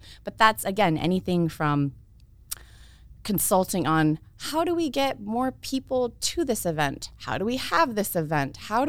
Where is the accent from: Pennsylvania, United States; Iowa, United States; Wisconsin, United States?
Iowa, United States; Iowa City; born there; I was born here in Iowa City and came back, and maybe we'll talk a little bit more about that, but I've been here for a long while, no intentions of leaving